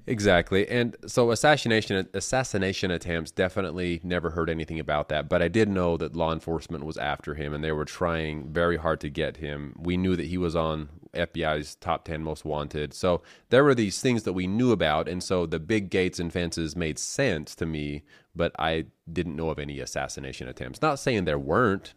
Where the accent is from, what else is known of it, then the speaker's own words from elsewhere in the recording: Colorado City, Arizona, United States; moved away as an adult; my hometown, Short Creek